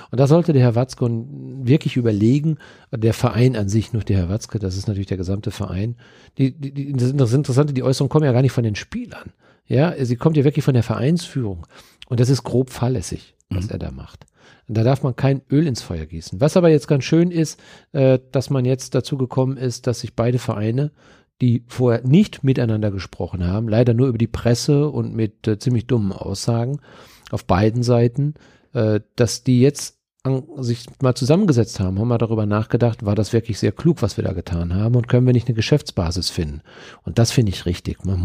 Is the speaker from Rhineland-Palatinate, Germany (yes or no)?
no; Dortmund, North Rhine-Westphalia, Germany; Ja, so sind wir Dortmunder.